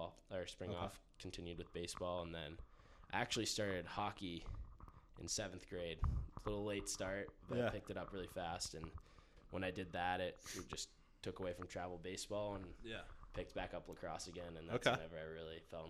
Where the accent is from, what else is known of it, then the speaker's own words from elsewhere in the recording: Pittsburgh, Pennsylvania, United States; moved away as an adult; now in Utah, United States; I'm from Pittsburgh, Pennsylvania